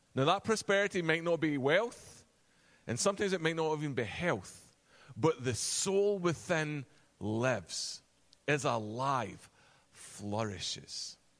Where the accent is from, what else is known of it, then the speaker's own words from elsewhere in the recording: Virginia, United States; accent: Virginia; moved away as an adult; now in Connecticut, United States; We moved actually from Virginia with my Virginia accent